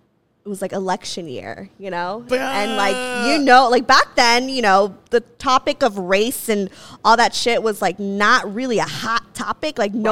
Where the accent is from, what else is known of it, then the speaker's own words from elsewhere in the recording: Santa Clarita, California, United States; I grew up in Santa Clarita, which is, yeah, it's mixed. It's a melting pot. But predominantly, it is white as fuck. Yeah. It's very white culture.